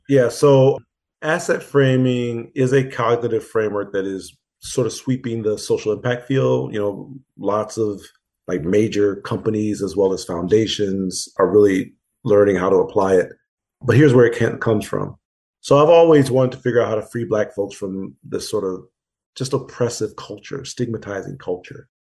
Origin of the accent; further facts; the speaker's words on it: Pontiac, Michigan, United States; moved away; in pontiac the di- my hometown